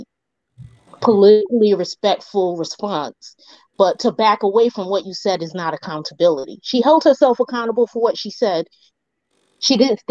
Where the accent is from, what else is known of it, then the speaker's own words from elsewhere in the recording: New York City, New York, United States; I am from the Bronx.